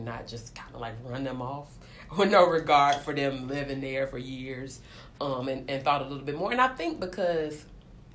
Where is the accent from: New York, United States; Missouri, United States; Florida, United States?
Florida, United States; Tallahassee; I'm from Tallahassee, Florida.